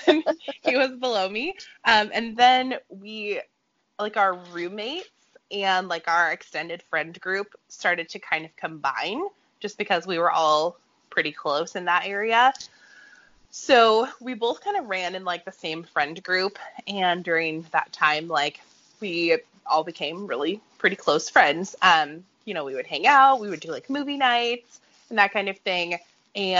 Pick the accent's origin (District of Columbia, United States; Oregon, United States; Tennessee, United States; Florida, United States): Oregon, United States; Portland; also born or lived in Monmouth, Oregon; I grew up in the Portland area